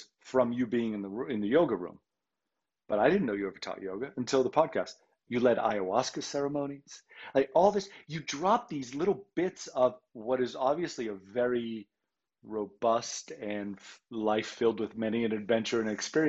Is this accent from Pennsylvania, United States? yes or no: no; Boston, Massachusetts, United States; I grew up in Boston